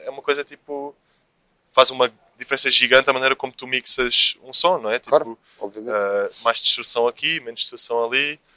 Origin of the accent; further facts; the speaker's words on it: Lisbon, Portugal; Eu é sou da Graça.